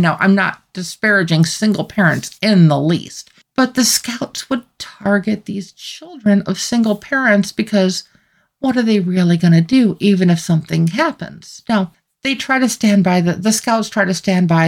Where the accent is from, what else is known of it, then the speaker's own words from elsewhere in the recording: United States; as an American citizen